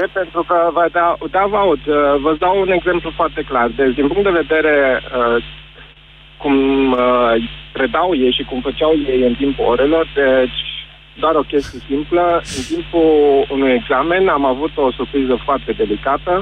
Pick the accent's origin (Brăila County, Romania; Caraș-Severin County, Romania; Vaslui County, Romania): Caraș-Severin County, Romania; Caransebeș; sunt din Carantebe